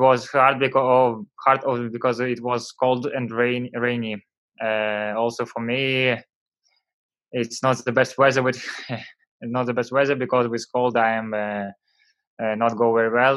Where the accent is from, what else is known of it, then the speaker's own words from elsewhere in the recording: Vyborg, Leningrad Oblast, Russia; English is a second language; I come from Vyborg. It's near Finland. In my city was always a bad weather